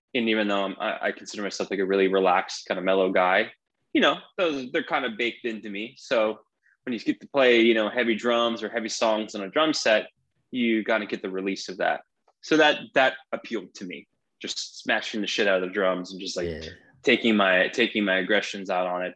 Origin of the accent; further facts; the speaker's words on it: Lauderhill, Florida, United States; moved away as an adult; now in Long Beach, United States; i grew up in a suburb of florida called uh, lauderhill